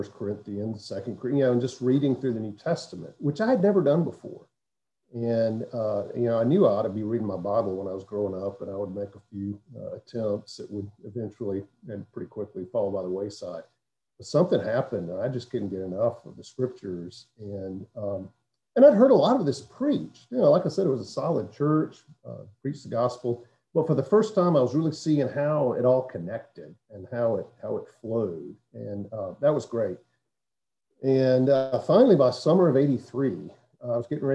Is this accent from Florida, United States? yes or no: no; Hattiesburg, Mississippi, United States; now in Duluth, United States; I grew up in South Mississippi, a town called Hattiesburg